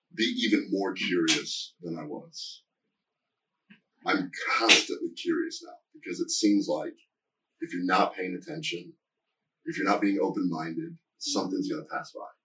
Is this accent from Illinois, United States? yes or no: no; Nebraska, United States; moved away; I'm from Nebraska originally